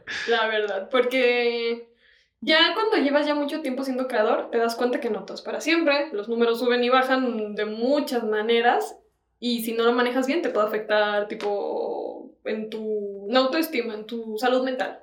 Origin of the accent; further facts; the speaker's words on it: León, Guanajuato, Mexico; soy de León